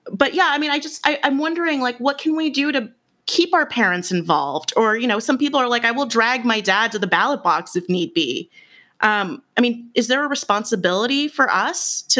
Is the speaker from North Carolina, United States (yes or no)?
no; Bay Area, California, United States; I'm from the Bay Area. I'm from the Bay Area.